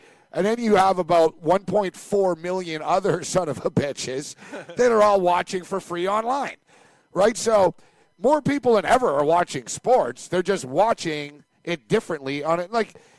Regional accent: Aberdeen, Scotland, United Kingdom; I'm from Aberdeen.

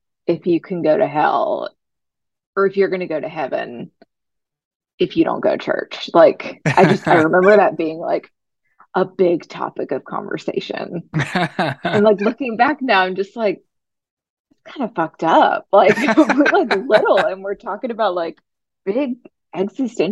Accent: rural West Tennessee, United States; I grew up in a small town in rural West Tennessee here in the Bible Belt

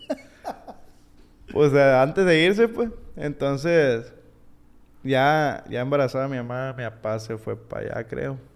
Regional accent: United States; born there; Yo nací, fíjate, yo nací en Estados Unidos.

